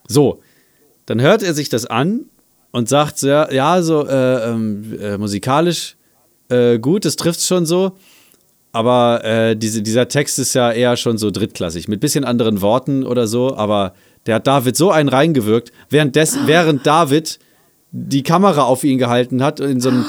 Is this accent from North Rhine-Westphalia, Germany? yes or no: no; Salzgitter, Lower Saxony, Germany; meine Heimatstadt Salzgitter